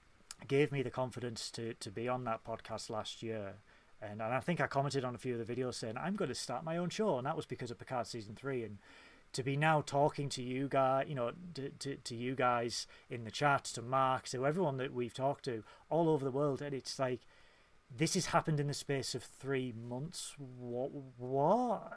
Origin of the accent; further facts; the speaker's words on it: Hull, Yorkshire and the Humber, United Kingdom; I'm from Hull